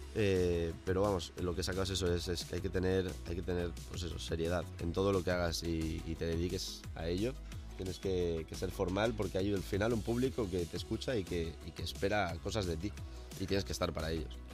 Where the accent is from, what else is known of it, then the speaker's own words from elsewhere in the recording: El Puig, Valencian Community, Spain; moved away; donde yo vivía, donde me crié, eh, en Valencia